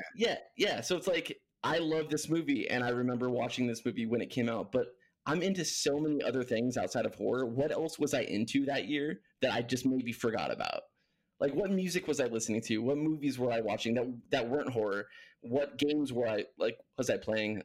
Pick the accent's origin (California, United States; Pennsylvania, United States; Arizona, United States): California, United States; Huntington Beach; moved away as an adult; also born or lived in Los Angeles, California; now in Tucson, United States; I grew up in Cali. Um, Huntington Beach is my stomping grounds.